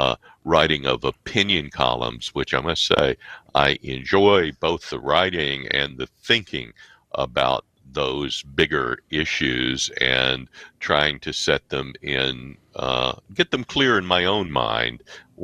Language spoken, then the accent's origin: English; Mississippi Delta, United States; moved away as an adult; now in Chicago, United States; I'm originally from the Mississippi Delta, about 80 miles south of Memphis, where so many of the African Americans in Chicago come from.